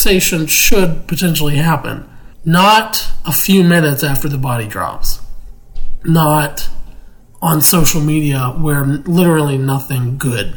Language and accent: English; Pittsburgh, Pennsylvania, United States; moved away; my hometown of Pittsburgh, Pennsylvania